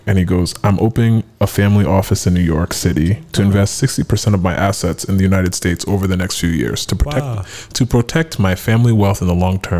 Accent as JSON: {"language": "English", "town": "Kaduna", "region": "Kaduna State", "country": "Nigeria", "said": "No, I'm from Kaduna. I'm Kadunian."}